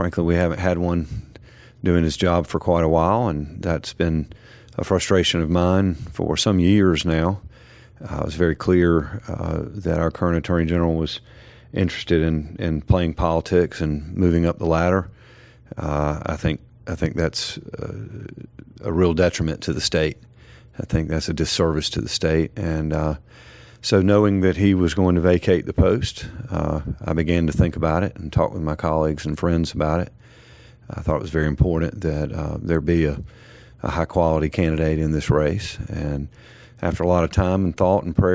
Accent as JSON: {"language": "English", "town": "Wilson", "region": "North Carolina", "country": "United States", "tie": "born or raised there", "said": "I'm originally from born and raised in Wilson, North Carolina"}